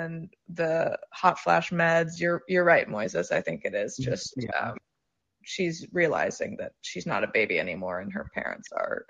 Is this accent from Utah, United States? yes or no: no; New York, United States; I'm from New York, and I've had weird sex